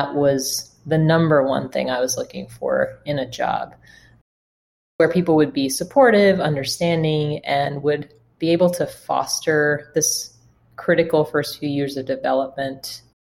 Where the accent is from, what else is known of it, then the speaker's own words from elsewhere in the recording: New York, United States; also born or lived in Atlanta, Georgia / Portland, Oregon; now in Phoenix, United States; I'm originally from New York